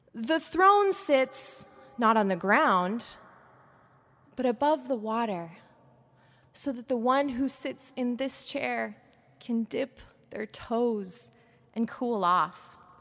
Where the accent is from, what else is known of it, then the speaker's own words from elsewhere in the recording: Portland, Oregon, United States; moved away; with my family in Portland, Oregon, where I grew up